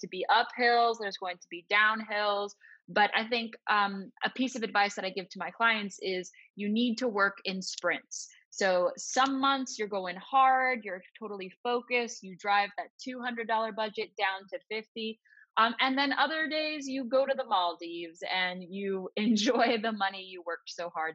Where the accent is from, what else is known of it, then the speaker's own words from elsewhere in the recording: Los Angeles, California, United States; moved away; I'm originally from Los Angeles